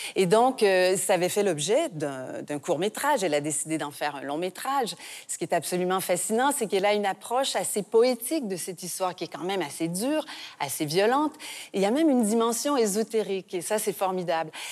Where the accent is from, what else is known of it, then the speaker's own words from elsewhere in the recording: Canada; chez nous, au Canada